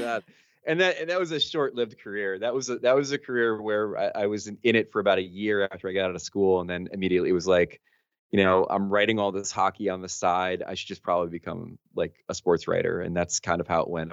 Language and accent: English; New Jersey, United States; I'm from Jersey originally